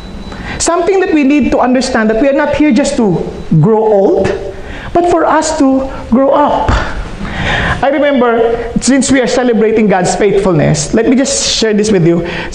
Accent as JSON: {"language": "English", "country": "Philippines", "first_language": "Filipino", "second_language": "English", "lives_now": "Los Angeles, United States", "said": "I think in Filipino. I share the gospel in Filipino because I'm handling a Filipino service. So, to speak in English is a challenge to me."}